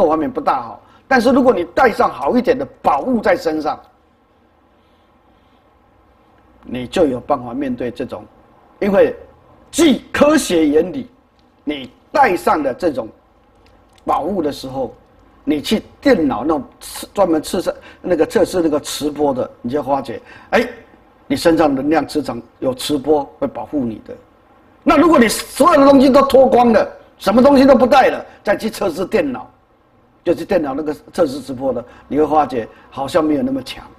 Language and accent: Chinese; China; 所以，我们中国人道道教里面有一种说啊，要拿雨伞